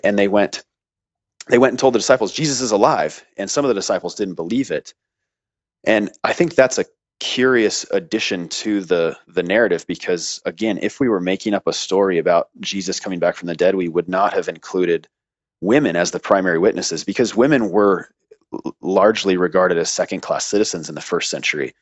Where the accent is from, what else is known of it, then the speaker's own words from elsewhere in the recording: United States; I was born in America